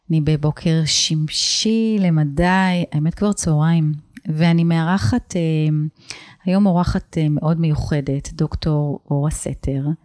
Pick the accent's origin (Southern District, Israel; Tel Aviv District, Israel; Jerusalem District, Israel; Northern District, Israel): Jerusalem District, Israel; Jerusalem; now in central Israel; אני ירושלמית שגרה במרכז.